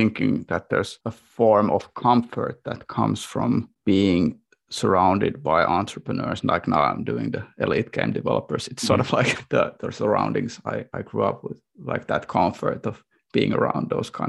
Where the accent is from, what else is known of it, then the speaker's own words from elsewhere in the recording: Vaasa, Ostrobothnia, Finland; there was like a this kind of like glass, I would say, cutting industry in where I grew up in Vaasa, where the family business was booming until the late 90s when it all crashed with the Soviet market sort of going away.